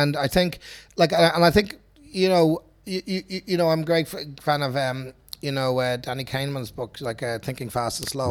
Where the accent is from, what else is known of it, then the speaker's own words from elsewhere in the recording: Dublin, Leinster, Ireland; I grew up in Finglas